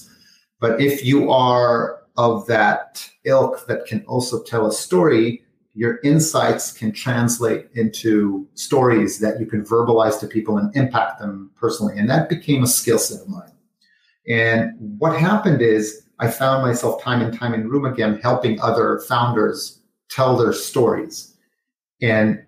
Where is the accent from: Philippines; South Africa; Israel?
Israel; Jerusalem, Jerusalem District; moved away as an adult; also born or lived in Los Angeles; I was born in Jerusalem, Israel, had military service